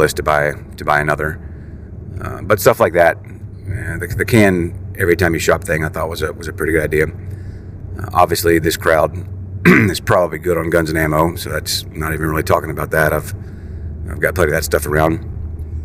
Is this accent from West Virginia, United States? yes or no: yes; West Virginia, United States; I'm from West Virginia